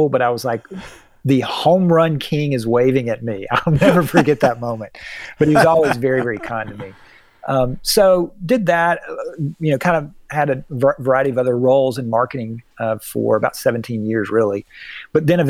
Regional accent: Atlanta, Georgia, United States; I grew up in Atlanta.

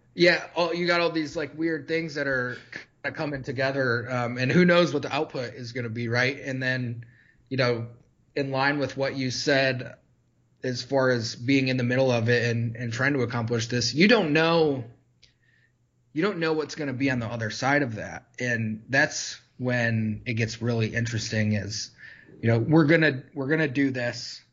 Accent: Michigan, United States; growing up in Michigan

